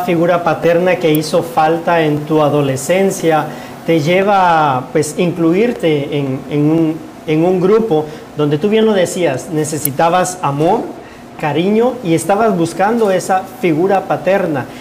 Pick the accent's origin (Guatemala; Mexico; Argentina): Guatemala; now in United States